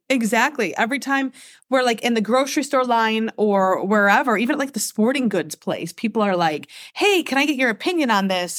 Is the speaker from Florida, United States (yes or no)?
no; Michigan, United States; I was born and raised here in America. Uh, actually, in Michigan, the same state